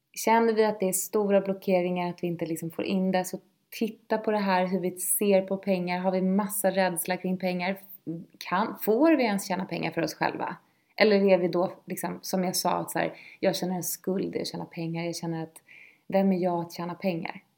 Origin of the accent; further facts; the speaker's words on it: Lidingö, Stockholm County, Sweden; Jag är uppvuxen på Lidingö